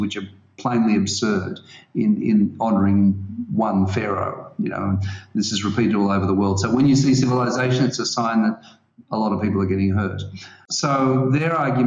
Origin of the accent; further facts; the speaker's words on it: Australia; I'm an Australian, so I have a really great Australian music playlist